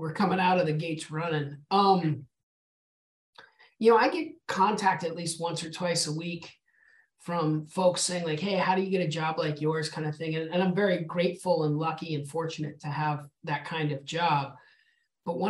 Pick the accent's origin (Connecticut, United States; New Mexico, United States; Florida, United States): New Mexico, United States; Albuquerque; moved away; born and raised in Albuquerque, New Mexico